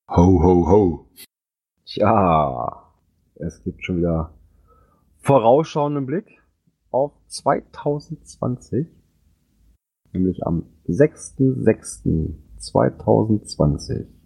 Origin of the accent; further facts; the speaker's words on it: Hamburg, Germany; ist auch die Woche vorher mal wieder im, in meiner Heimat vertreten.